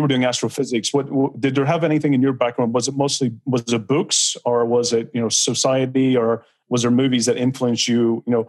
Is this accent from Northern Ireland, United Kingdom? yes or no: yes; Belfast, Northern Ireland, United Kingdom; because I'm from Belfast, I had a different growing up youth, you know, where, you know, Belfast when I was growing up was in violence. It was in wartime.